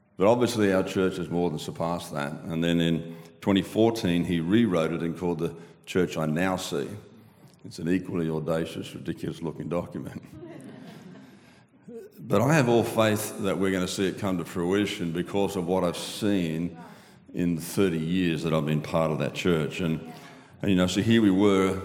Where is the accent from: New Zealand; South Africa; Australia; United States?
Australia; accent: Aussie